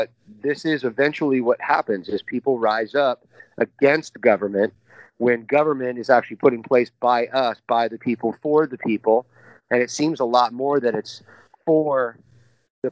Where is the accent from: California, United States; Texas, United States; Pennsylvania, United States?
California, United States; I'm born and raised in Cali. So that's where I'm at. You know, I'm born and raised here.